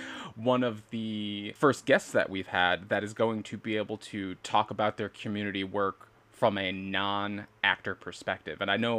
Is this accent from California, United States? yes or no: no; Amsterdam, New York, United States; moved away as an adult; Amsterdam, New York, my hometown.